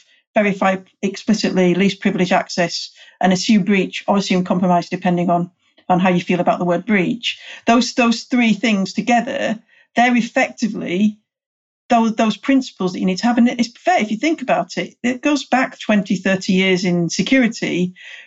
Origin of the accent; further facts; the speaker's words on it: United Kingdom; I'm British